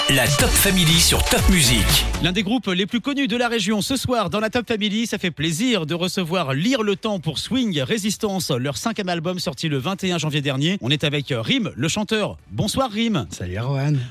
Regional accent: Strasbourg, Grand Est, France; On est tous de Strasbourg.

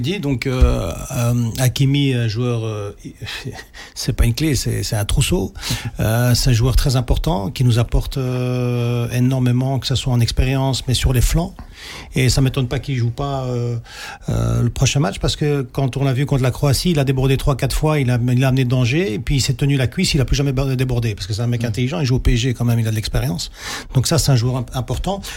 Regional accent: Belgium; on est belge, on est fier de la Belgique, on est fier d'être né ici

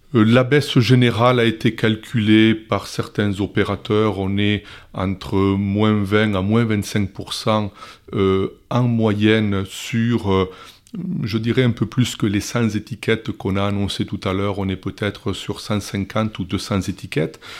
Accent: Gironde, Nouvelle-Aquitaine, France; chez nous, en Gironde

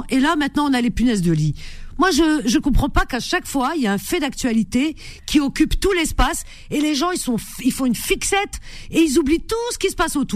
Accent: France; moi je sais que je suis française.

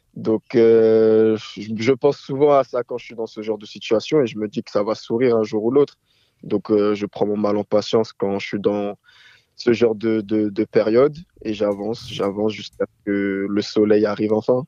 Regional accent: France; moi, je suis né en France

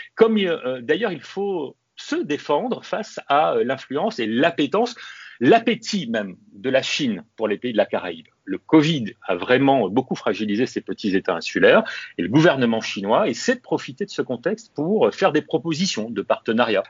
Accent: Réunion; Chez moi, à La Réunion

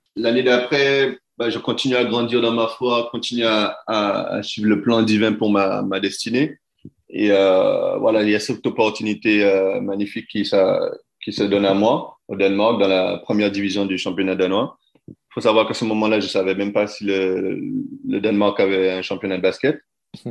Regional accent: France; moved away as an adult; mon pays, là, où je suis français, mon pays, la France

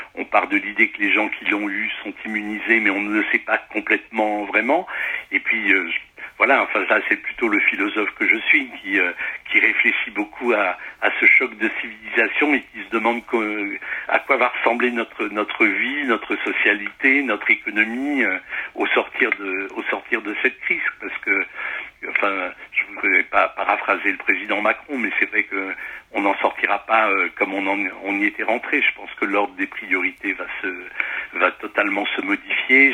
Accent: the Midi, southern France, France; now in Paris, France; je suis natif du, du, midi de la France, donc c'est ma maison natale

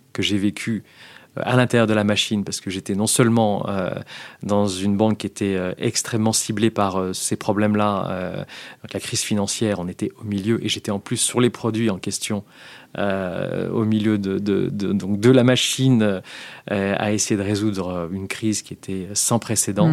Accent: France; moved away as an adult; also born or lived in London / United States; je rentre dans une boîte américaine en tant que Français.

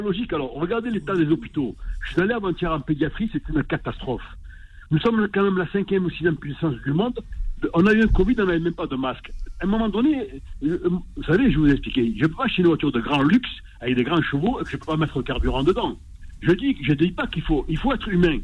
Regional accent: Marseille, Provence-Alpes-Côte d'Azur, France; je suis né à Marseille, mais de, parents immigrés

